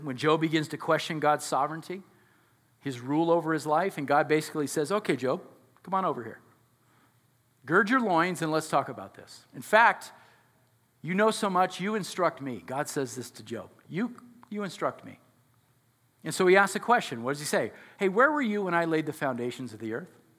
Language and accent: English; United States; we're so American